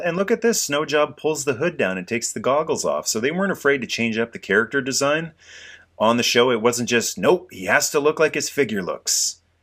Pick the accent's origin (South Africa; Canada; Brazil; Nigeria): Canada; as a Canadian guy